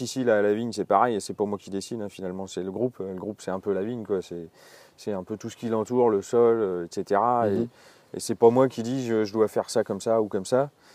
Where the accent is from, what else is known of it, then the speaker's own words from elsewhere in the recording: Alsace, Grand Est, France; moved away as an adult; now in Burgundy, France; je suis né en Alsace. Et je suis arrivé ici vers 20 ans et, puis j'en suis jamais reparti